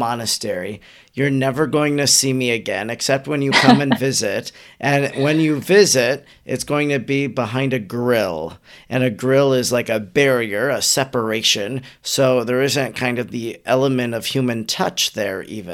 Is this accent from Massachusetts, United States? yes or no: no; Wisconsin, United States; I'm from Wisconsin